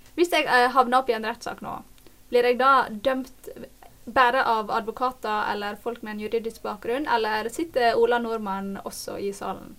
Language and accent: Norwegian; Norway; en nordmann i Norge